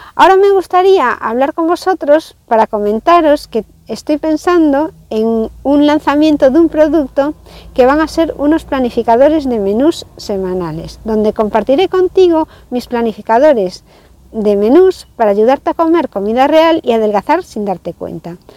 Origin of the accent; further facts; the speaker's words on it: Spain; Aquí en España